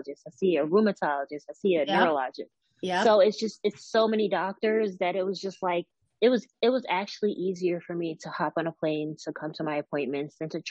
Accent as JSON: {"language": "English", "area": "Westchester County", "region": "New York", "country": "United States", "also_born_or_lived": "Georgia", "said": "I'm from New York. I'm not from like NYC, Manhattan. I'm from Westchester County, New York"}